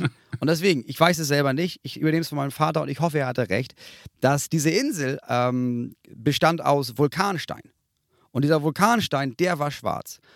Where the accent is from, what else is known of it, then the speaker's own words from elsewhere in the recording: Northern Germany, Germany; ich bin aufgewachsen in der Nähe vom Strand